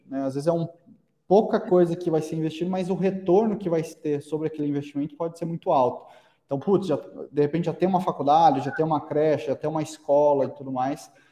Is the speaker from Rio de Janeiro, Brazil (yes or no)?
no; Araraquara, São Paulo, Brazil; a gente é de Araraquara, né? É, como, como você mencionou, interior de São Paulo